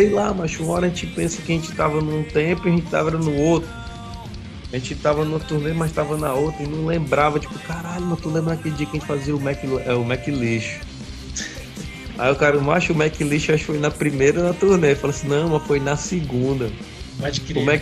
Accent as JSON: {"language": "Portuguese", "town": "Fortaleza", "region": "Ceará", "country": "Brazil", "said": "A gente é de Fortaleza, Ceará, Brasil."}